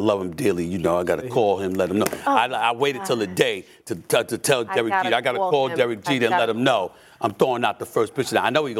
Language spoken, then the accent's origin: English; New York City, New York, United States; also born or lived in Bronx, New York; Being born in the Bronx but raised in Queens, New York since I was 1 year old